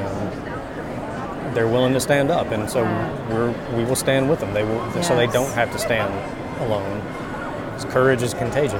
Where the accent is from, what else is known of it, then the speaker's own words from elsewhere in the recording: Northeast Arkansas, United States; I'm originally from Northeast Arkansas and grew up kind of in the country